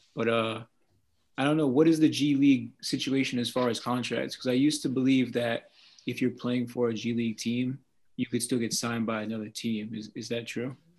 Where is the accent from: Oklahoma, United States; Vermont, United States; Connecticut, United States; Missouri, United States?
Vermont, United States; I'm from Vermont